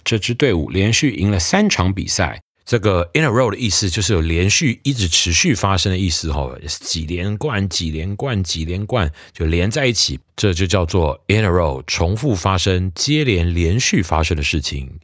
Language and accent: Chinese; United States; now in Taiwan; 我小时候美国的时候